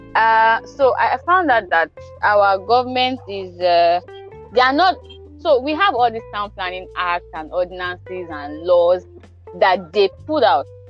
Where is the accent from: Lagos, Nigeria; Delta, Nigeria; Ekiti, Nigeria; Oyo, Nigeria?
Ekiti, Nigeria; I'm from Ekiti State